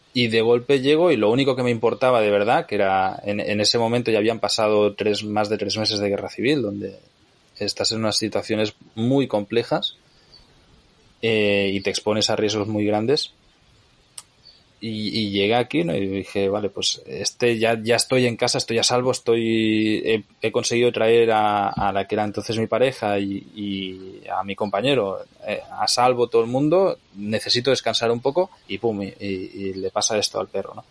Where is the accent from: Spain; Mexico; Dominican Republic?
Spain; near Barcelona, Catalonia; moved away as an adult; also born or lived in Nicaragua; Yo a los 18 años me fui a vivir a Nicaragua, aunque soy de cerca de Barcelona